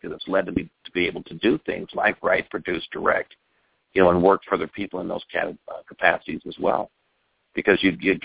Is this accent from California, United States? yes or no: yes; West Covina, California, United States; also born or lived in Milwaukee, Wisconsin; I was originally born in Milwaukee, but I got here when I was 6 months old. So I grew up right here in Pasadena, in a little city called West Covina